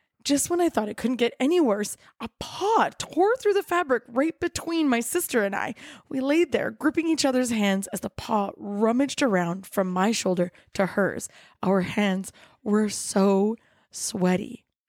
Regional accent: Kelowna, British Columbia, Canada; I grew up in Kelowna. It's a little city that thinks it's a big city and prides itself in being fabulous in all four seasons.

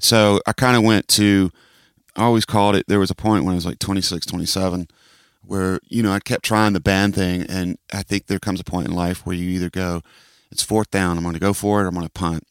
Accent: Atlanta, Georgia, United States; also born or lived in Rome, Georgia / Texas; Grew up in Atlanta

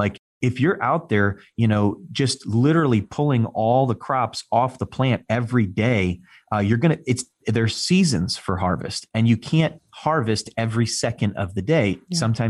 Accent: Northeast, United States; I mean, I'm from the Northeast, you know, we're right between New York City and Boston. Everybody walks, talks, drives, moves fast. That's how we do things.

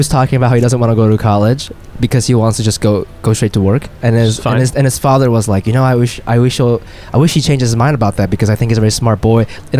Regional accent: Ohio, United States; moved away; I'm from Ohio.

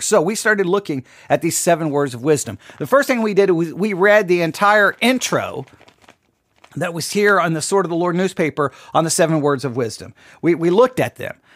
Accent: Texas, United States; an American, and much more than an American, I'm a Texan

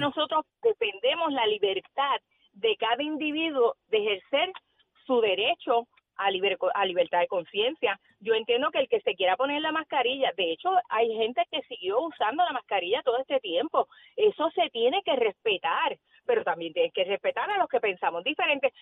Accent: Yauco, Puerto Rico; vengo de, de un pueblo, yo vengo de Yauco, donde los vecinos todos éramos eh, familia

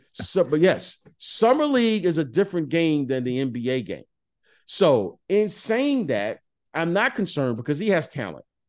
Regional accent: Detroit, Michigan, United States; I'm from Detroit

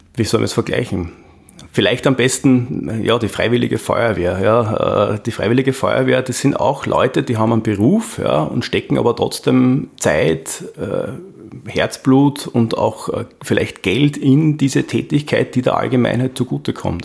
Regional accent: Austria; bei uns in Österreich

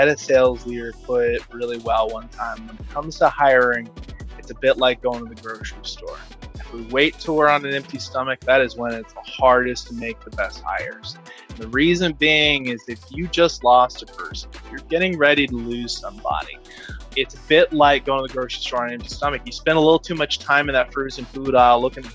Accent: Austin, Texas, United States; I grew up here in Austin, Texas

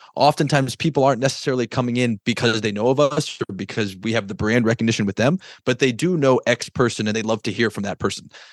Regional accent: Connecticut, United States; I was born in Connecticut

